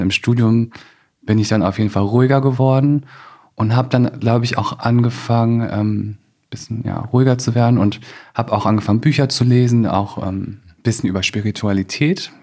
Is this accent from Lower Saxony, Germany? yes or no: yes; Osterwald, Lower Saxony, Germany; ich bin wirklich in Osterwald aufgewachsen